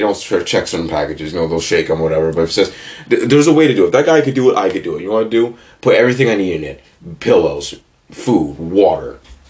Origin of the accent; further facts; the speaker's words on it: California, United States; now in Massachusetts, United States; California, because that's my home state.